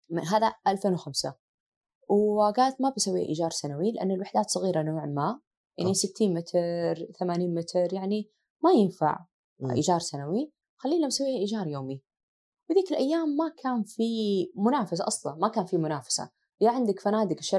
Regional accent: Asir, Saudi Arabia; الوالده عاده معروف عن سيدات اهل الجنوب احنا من عسير وهي من رجال المعمامه

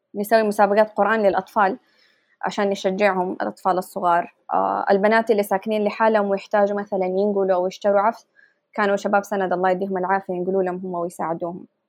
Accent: Saudi Arabia; moved away as an adult; now in Pittsburgh, United States; إحنا فريق سعودي

